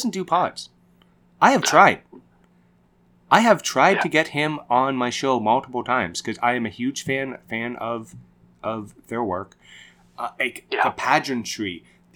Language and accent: English; Canada; my home country